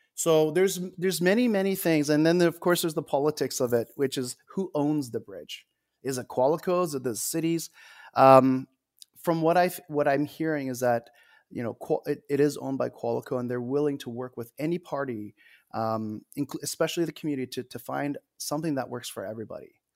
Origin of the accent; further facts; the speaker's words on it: Edmonton, Alberta, Canada; I'm born in Edmonton